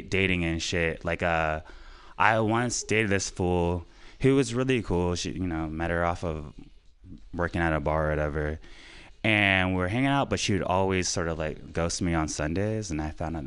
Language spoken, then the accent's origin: English; Florida, United States; moved away as an adult; now in San Francisco Bay Area, United States; I'm from Florida. Came out here for a young lady, and stayed here 7 years later.